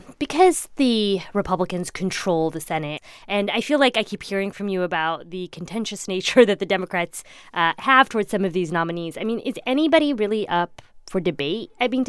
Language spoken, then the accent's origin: English; Indiana, United States; I grew up in Indiana. I thought it was very, like, normal to have a police officer with a gun.